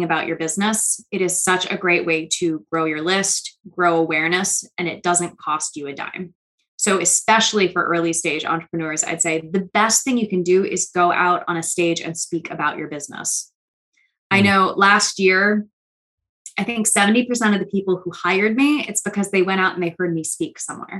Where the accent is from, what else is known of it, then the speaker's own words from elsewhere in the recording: New York City, New York, United States; I'm from New York City and I talk fast already